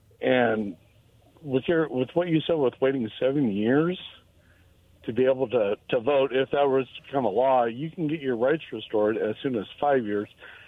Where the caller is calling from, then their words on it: Benton City, Washington, United States; calling from Benton City.